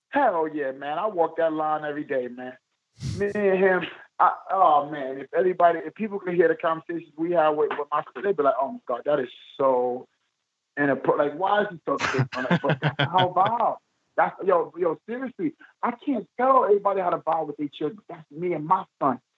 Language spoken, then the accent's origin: English; New York City, New York, United States; I'm from East New York, Brooklyn